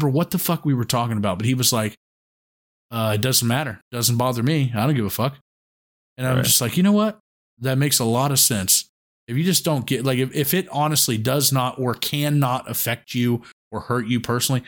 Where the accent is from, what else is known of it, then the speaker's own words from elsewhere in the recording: West Virginia, United States; I grew up in Central West Virginia